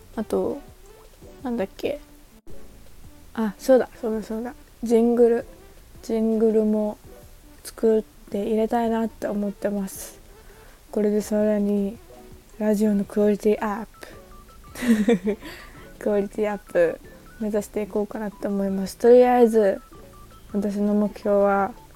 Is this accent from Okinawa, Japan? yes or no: yes; Okinawa, Japan; moved away as an adult; 沖縄出身です。沖縄に帰ります。